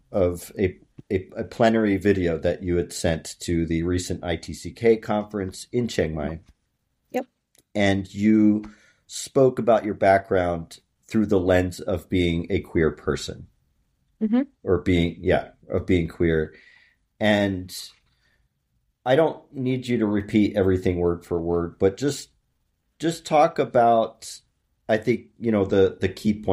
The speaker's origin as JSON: {"language": "English", "country": "United States", "said": "I've become more comfortable with saying that I'm an American."}